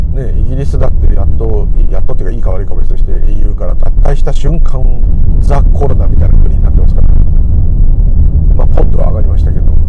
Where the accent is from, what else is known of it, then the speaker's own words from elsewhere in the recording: Tokyo, Japan; 私東京の人なんでいつも親戚に混じって東京の悪口を聞いてることが多々あった